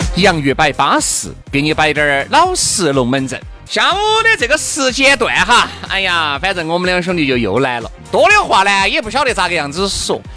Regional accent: Sichuan, China; 我们就是四川的一句老话

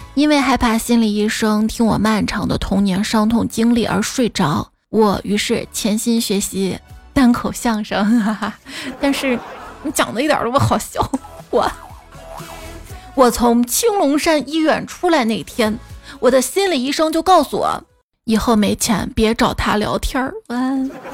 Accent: Xi'an, Shaanxi, China; 我小时候，我们西安这边啊，荔枝比较稀有

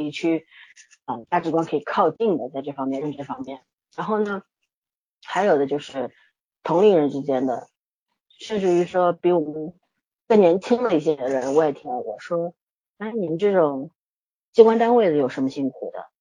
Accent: Shanghai, China; 我作为一个上海人

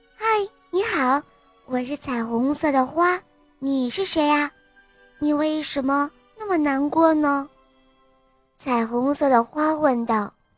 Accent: Zhengzhou, Henan, China; 今年我四岁了，我来自 河南郑州

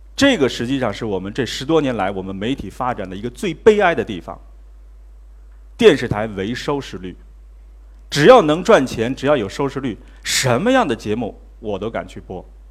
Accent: Mudanjiang, Heilongjiang, China; moved away; 二十年前我是主持人， 啊， 我在我的家乡叫牡丹江， 啊， 是电视主持人

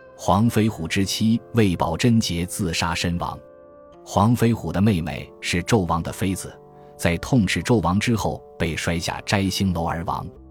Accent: China; 我们中国人

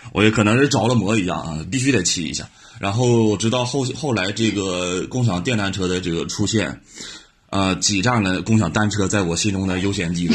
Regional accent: Dalian, Liaoning, China; moved away as an adult; now in Beijing, China; 其实我的家乡是大连，我是大连人

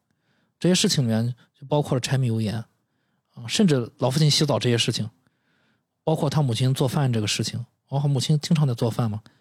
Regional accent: Qingdao, Shandong, China; 我们青岛人

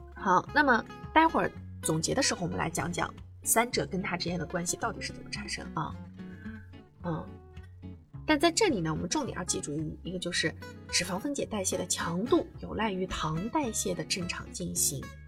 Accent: China; 我们中国人的这个饮食啊

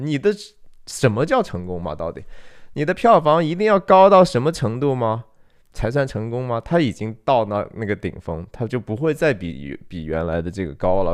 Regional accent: China; 我，中国人

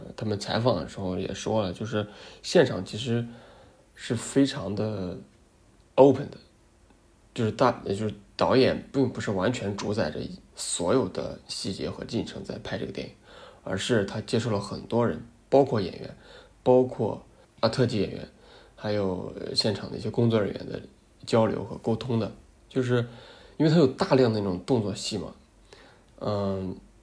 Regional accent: China; 土生土长中国人

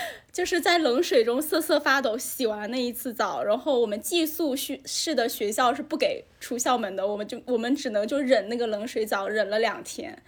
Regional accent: Haikou, Hainan, China; 对我在海口长大，

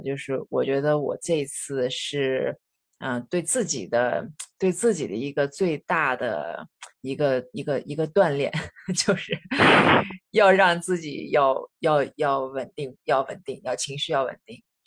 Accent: the Northwest, Northwest China, China; now in Shanghai, China; 我的家乡是在西北的，这样的二嗯。线城市

